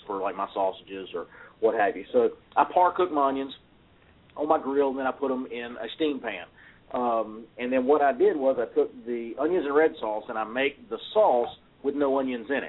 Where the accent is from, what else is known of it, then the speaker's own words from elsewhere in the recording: North Carolina, United States; I'm from North Carolina in the South